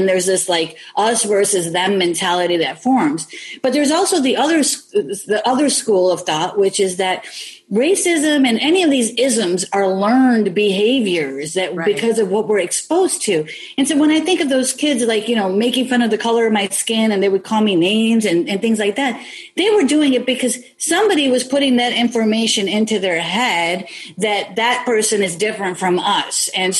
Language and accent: English; Elmwood Park, Illinois, United States; born or raised there